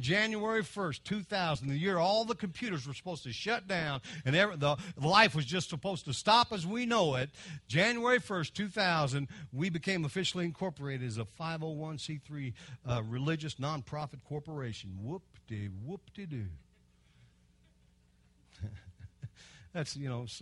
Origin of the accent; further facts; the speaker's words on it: Kentucky, United States; I'm from Kentucky.